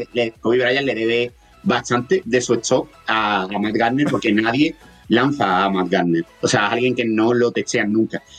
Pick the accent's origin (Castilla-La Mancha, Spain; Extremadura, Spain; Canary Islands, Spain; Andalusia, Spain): Andalusia, Spain; accent: Andalusian